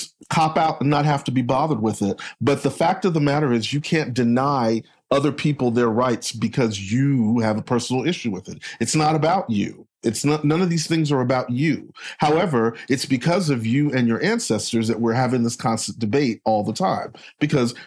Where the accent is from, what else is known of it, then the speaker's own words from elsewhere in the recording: Texas, United States; I'm from Texas